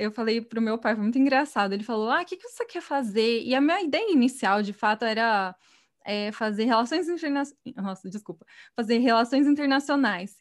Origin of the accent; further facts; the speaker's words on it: Batatais, São Paulo, Brazil; moved away as an adult; eu sou do interior, né, eu sou de Batatais, que é uma cidade pequena no estado de São Paulo